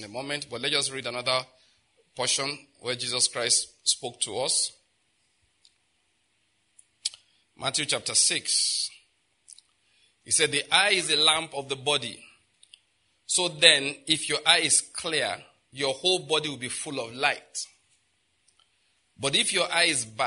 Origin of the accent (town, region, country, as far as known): Nigeria